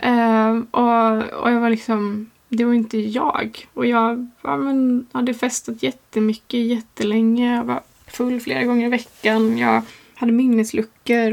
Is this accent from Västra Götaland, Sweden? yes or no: no; Gränna, Jönköping County, Sweden; moved away as an adult; also born or lived in London; jag ville bort från, från Gränna där jag är uppvuxen.